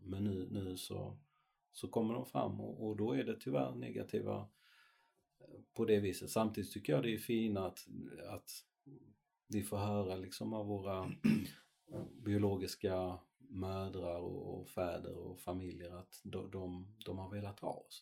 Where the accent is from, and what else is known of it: Sweden; born or raised there; also born or lived in Chile